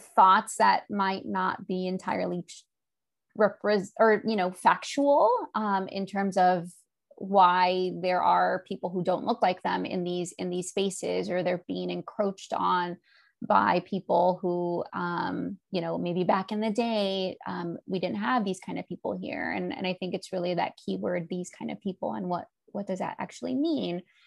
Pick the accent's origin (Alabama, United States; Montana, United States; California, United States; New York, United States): California, United States; Southern; now in Monterey, United States; I'm in California and I grew up in Southern California